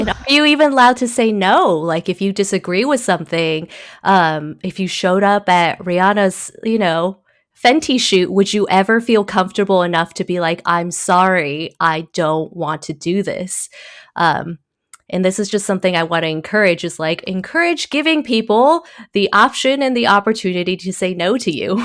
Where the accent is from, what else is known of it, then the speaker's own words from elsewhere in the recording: Taiwan; also born or lived in Originally from Taiwan; now in United States; I was born in Taiwan